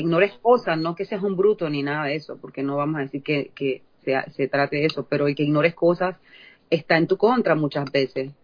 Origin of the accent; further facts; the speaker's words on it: La Chorrera, Panamá Oeste, Panama; moved away as an adult; now in United States; la región donde yo nací, que es un pueblito que se llama Chorrera